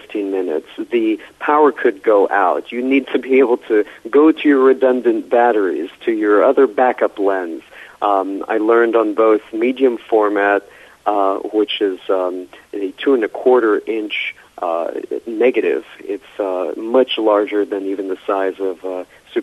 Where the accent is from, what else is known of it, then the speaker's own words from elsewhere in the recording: Los Angeles, California, United States; I was born and raised in Southern California, so there are a few of us filmmakers out here in L.A. who are natively from L.A.